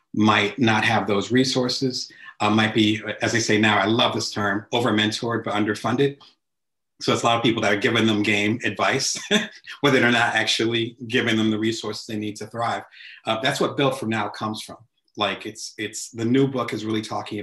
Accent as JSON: {"language": "English", "region": "New Jersey", "country": "United States", "moved": "yes", "said": "I'm originally from the East Coast, so back in Jersey. I remember those neighborhood barbershops."}